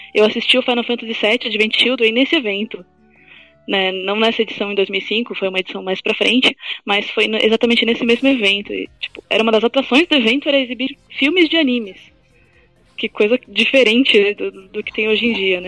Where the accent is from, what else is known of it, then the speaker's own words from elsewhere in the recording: ABC Paulista, São Paulo, Brazil; eu sou do ABC